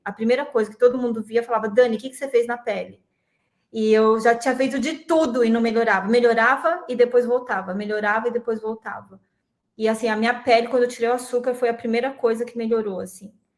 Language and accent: Portuguese; Santo André, São Paulo, Brazil; moved away as an adult; also born or lived in Florianópolis; sou de Santo André. Vi que tem muita gente de Santo André aqui de São Paulo, sou da ABC Paulista